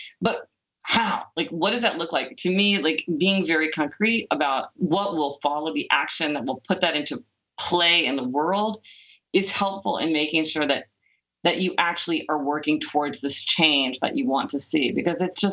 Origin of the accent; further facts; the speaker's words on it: Kansas City, Missouri, United States; I grew up in Kansas City, Missouri.